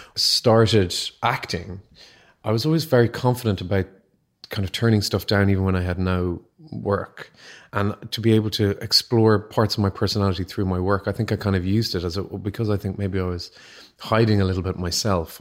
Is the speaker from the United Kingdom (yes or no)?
no; Ireland; growing up in Catholic Ireland